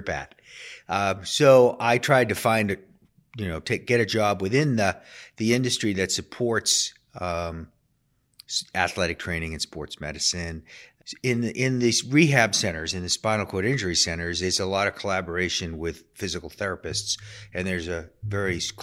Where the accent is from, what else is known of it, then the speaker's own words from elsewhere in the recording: outside of Boston, Massachusetts, United States; moved away; also born or lived in Philadelphia; I grew up outside of Boston